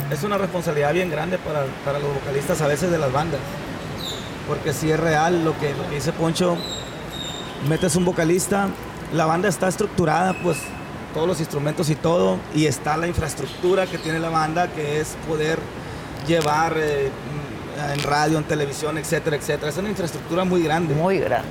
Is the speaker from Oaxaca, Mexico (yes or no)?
no; Mazatlán, Sinaloa, Mexico; also born or lived in Culiacán, Sinaloa / Concordia, Sinaloa; Soy de aquí, de Mazatlán muy cerquita de la playa de la Lázaro Cárdenas